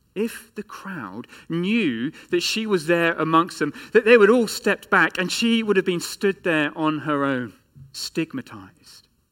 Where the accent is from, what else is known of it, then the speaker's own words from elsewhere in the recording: England, United Kingdom; as an Englishman